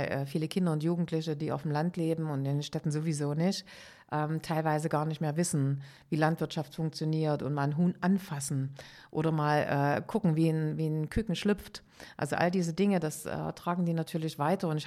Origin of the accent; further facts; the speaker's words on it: Amsterdam, North Holland, Netherlands; Ich komme aus Amsterdam und insofern freue ich mich auf den Termin sehr.